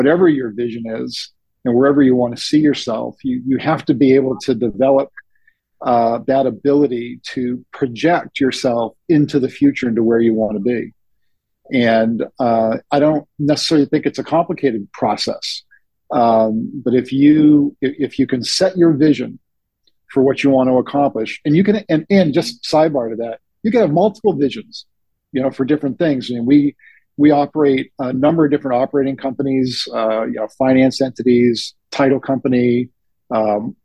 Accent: New Hampshire, United States; I'm from New England, New Hampshire specifically

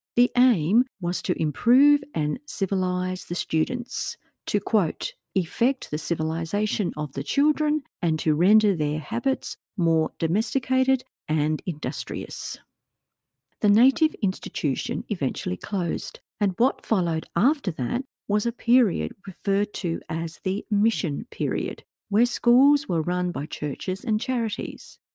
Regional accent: Australia; my own home country of Australia

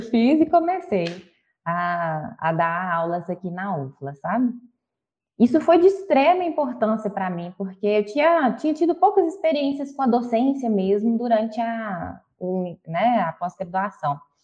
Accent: Belo Horizonte, Minas Gerais, Brazil; accent: mineiro; nascida e criada em BH, então talvez pelo sotaque eu já tenho percebido que eu sou mineira

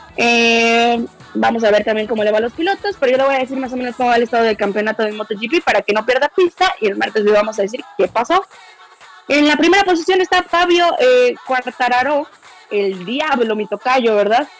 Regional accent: Mexico City, Mexico; moved away; yo soy orgullosamente de la Ciudad de México

